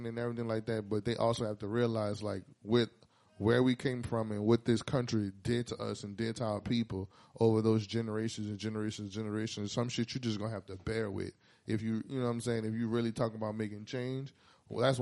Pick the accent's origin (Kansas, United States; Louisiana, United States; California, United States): Louisiana, United States; New Orleans; also born or lived in Houston; I was moving from New Orleans, went to Houston for a while. I stayed there.